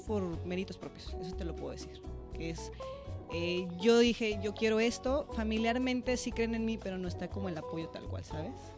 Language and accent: Spanish; León, Guanajuato, Mexico; moved away as an adult; also born or lived in United States; soy orgullosamente guanajuatense. Soy originaria de León, Guanajuato.